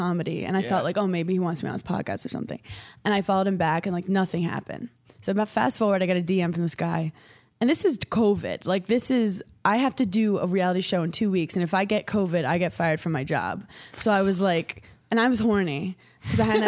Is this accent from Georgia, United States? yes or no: no; New York, United States; I'm from New York.